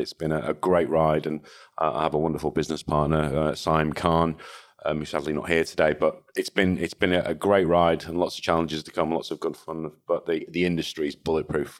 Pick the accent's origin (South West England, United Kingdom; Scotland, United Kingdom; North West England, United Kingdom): North West England, United Kingdom; Salford; born or raised there; also born or lived in Liverpool / Hong Kong / Manchester